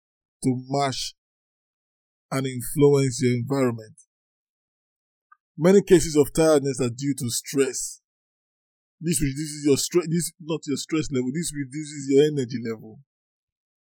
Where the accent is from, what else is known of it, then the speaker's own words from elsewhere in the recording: Nigeria; I'm from Nigeria